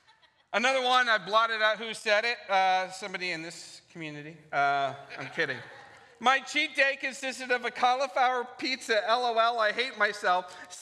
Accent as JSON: {"language": "English", "region": "Ohio", "country": "United States", "lives_now": "California, United States", "said": "I know that we're both from Ohio, moved to California"}